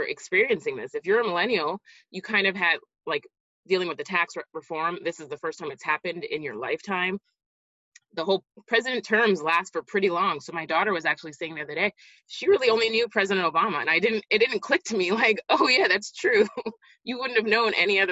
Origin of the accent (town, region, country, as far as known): Montreal, Quebec, Canada; moved away as an adult; also born or lived in New Jersey, United States; now in Florida, United States